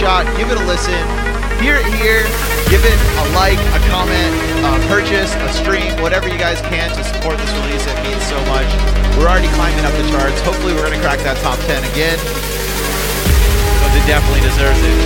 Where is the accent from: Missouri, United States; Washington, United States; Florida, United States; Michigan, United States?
Florida, United States; from the great state of Florida, my hometown. My home state, I guess. Not my hometown.